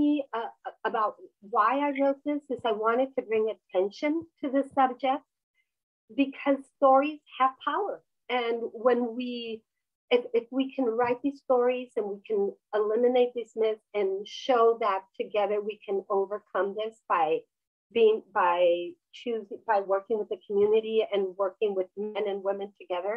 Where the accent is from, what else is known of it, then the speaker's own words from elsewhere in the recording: Mexico; moved away; I was raised in Mexico